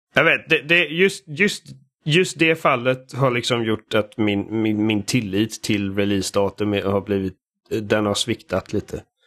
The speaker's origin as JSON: {"language": "Swedish", "country": "Sweden", "said": "Jag är svensk."}